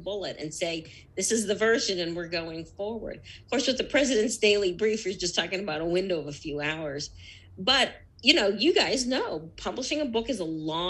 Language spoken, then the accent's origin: English; United States; second generation. Totally assimilated, right? We're as American as the next person. We're American citizens